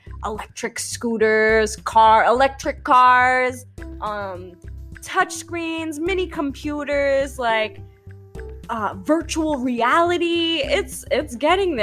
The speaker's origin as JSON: {"language": "English", "region": "New York", "country": "United States", "said": "I'm from New York"}